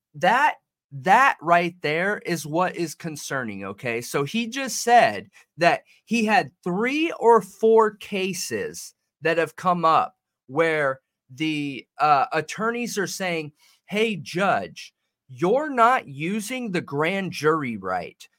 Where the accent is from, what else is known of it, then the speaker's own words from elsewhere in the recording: Southern California, United States; I'm from Southern California.